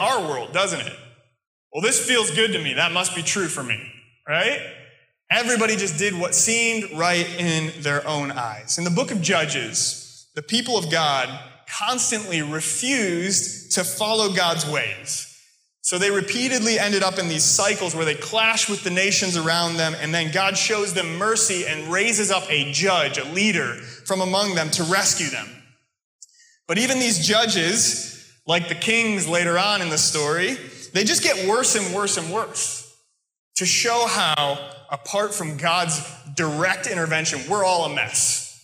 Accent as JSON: {"language": "English", "country": "United States", "also_born_or_lived": "England", "accent": "American", "moved": "yes", "said": "my American accent, my normal speech"}